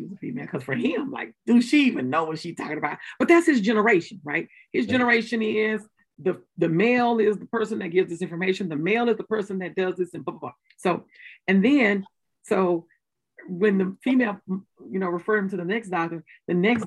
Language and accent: English; Mississippi, United States; I'm from Mississippi